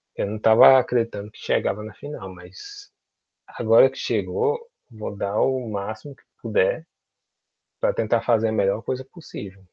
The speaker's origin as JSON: {"language": "Portuguese", "town": "Senhor do Bonfim", "region": "Bahia", "country": "Brazil", "also_born_or_lived": "Juazeiro, Bahia", "said": "eu sou de Senhor do Bonfim, Senhor do Bonfim, na Bahia, que fica próximo a Juazeiro"}